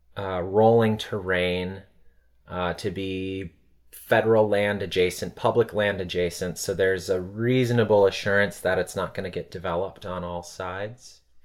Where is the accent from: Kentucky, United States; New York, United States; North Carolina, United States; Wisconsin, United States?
Wisconsin, United States; Blue Mounds; moved away as an adult; also born or lived in Chicago / Madison, Wisconsin; now in Los Angeles, United States; I grew up in the small town of Blue Mounds, Wisconsin.